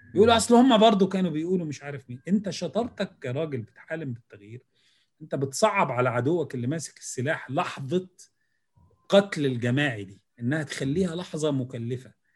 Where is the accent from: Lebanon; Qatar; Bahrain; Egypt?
Egypt; عندنا في مصر